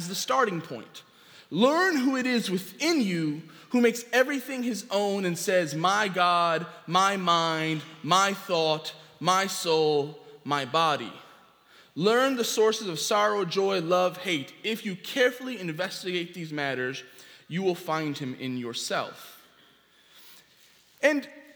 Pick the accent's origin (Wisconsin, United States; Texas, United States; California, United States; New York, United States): New York, United States; New York City; I grew up here in New York City